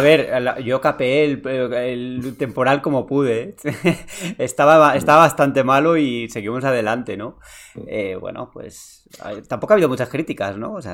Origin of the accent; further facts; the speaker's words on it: San Sebastián, Basque Country, Spain; now in Madrid, Spain; yo soy de Donosti, aunque ahora vivo en Madrid.